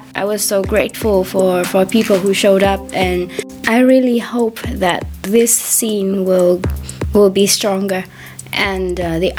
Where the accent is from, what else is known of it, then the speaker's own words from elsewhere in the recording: Vietnam; I'm from Vietnam